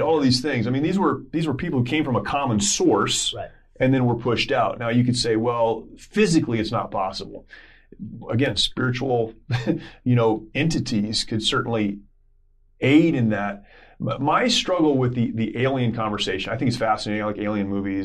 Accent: United States; we grew up in America

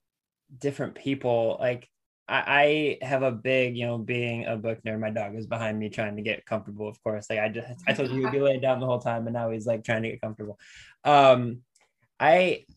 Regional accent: Lorain, Ohio, United States; I grew up in Lorain, Ohio

